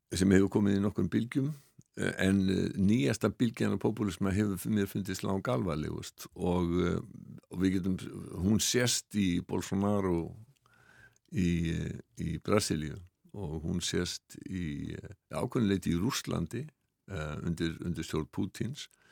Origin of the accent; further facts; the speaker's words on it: Iceland; við Íslendingar